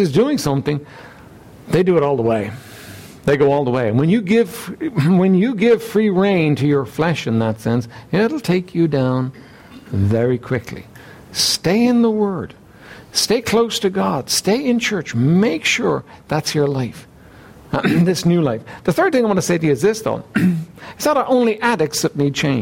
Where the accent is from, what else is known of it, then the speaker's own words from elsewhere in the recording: Dublin, Leinster, Ireland; I was raised here in Dublin